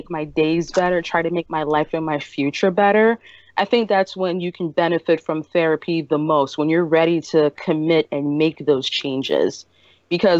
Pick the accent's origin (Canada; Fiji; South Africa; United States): United States; Philadelphia, Pennsylvania; I grew up in North Philly, right around Broughton, Susquehanna, near Temple University